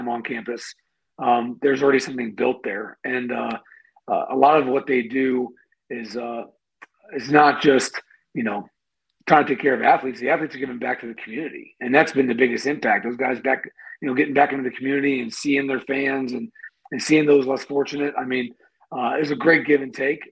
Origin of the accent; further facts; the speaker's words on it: Canton, Ohio, United States; I grew up in Canton, Ohio, and I went to Glen Oak High School